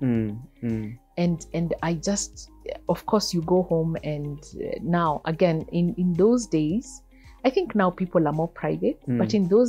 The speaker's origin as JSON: {"language": "English", "region": "Nairobi", "country": "Kenya", "tie": "born or raised there", "said": "We moved from Kariobangi North to Kariobangi South, which is a bit of a more aspirational sort of like side of Eastlands"}